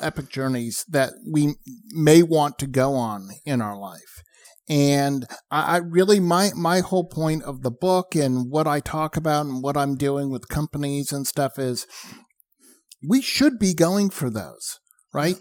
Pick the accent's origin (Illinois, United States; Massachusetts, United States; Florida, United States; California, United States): Massachusetts, United States; outside of Boston; I grew up outside of Boston. I grew up watching the Boston Marathon